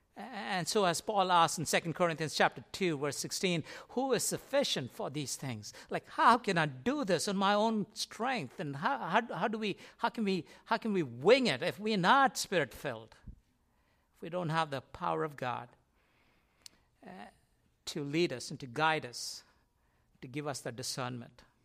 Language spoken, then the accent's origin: English; India; moved away; I grew up in India, and in India, as you walk in our complex where we used to live